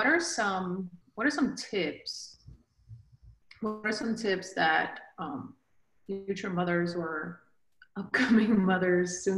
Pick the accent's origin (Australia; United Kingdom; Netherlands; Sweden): Sweden; moved away as an adult; now in United States; I grew up in Sweden